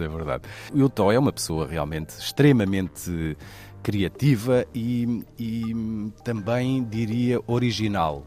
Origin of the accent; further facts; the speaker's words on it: Portugal; somos portugueses